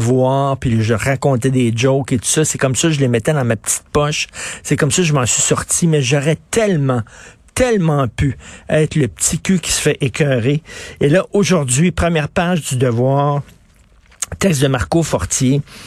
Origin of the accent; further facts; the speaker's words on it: Montreal, Quebec, Canada; Je viens de Verdun, c'est un endroit qui était très tough. À Verdun, il fallait que tu te battes